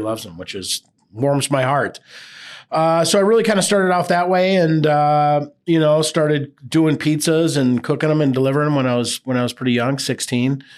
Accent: Burnsville, Minnesota, United States; now in Hudson, United States; I grew up in Burnsville.

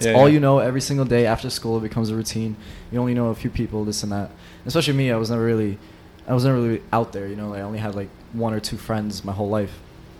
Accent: New York City, New York, United States; I grew up in Bensonhurst.

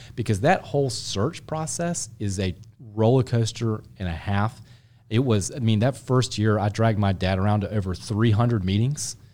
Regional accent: Charlotte, North Carolina, United States; I grew up in Charlotte. I'm a native Charlatan

